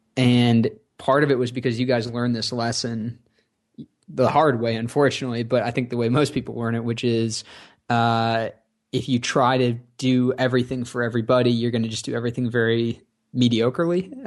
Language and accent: English; Rochester, New York, United States; I grew up in Rochester, New York